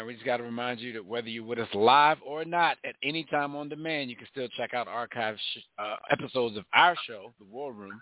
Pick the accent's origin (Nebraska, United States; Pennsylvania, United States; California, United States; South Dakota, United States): Pennsylvania, United States; Philadelphia; I'm from Philly